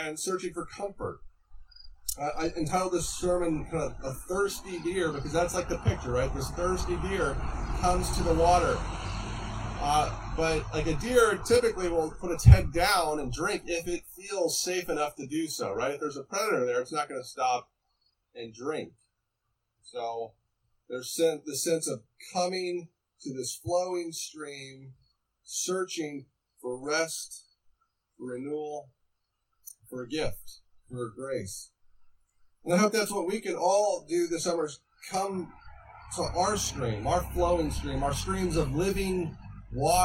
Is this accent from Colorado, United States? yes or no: yes; Estes Park, Colorado, United States; moved away; I grew up in Estes Park